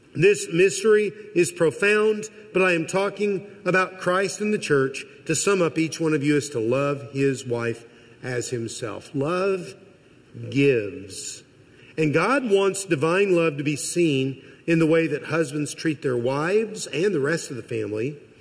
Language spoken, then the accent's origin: English; Missouri, United States; I am from Missouri. I'm almost a lifelong Missourian.